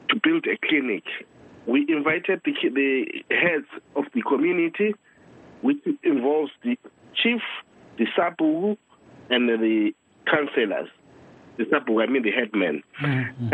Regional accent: Zimbabwe; now in United Kingdom; I come from Tambashogo in Kwanda North.

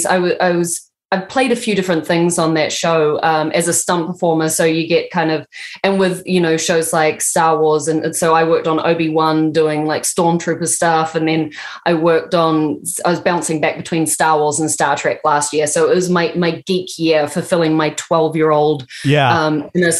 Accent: New Zealand; I'm from New Zealand.

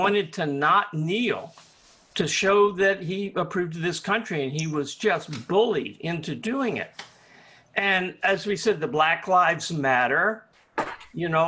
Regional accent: the South, United States; when I grew up in the South

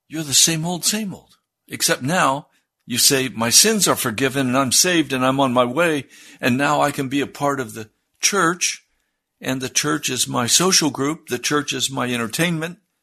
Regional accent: United States; I was raised in the American Christian Church. I'm a product of the American Christian Church

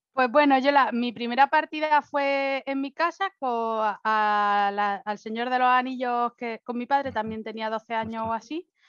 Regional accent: Spain; moved away as an adult; now in Germany; me fui de España

